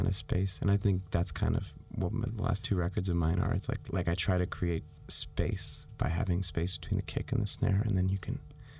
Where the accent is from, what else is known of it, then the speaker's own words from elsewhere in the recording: Canada; I'm Canadian.